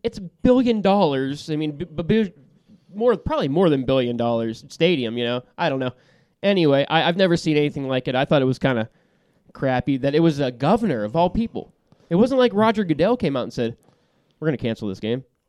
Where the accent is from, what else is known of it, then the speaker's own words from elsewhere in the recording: Yinzer country, Pennsylvania, United States; we're from Yinzer country